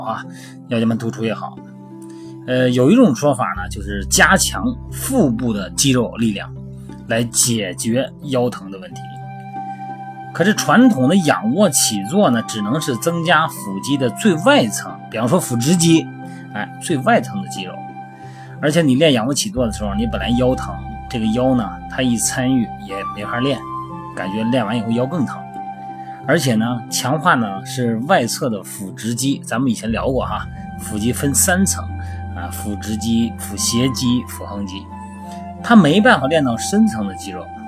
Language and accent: Chinese; China; 我们作为中国人啊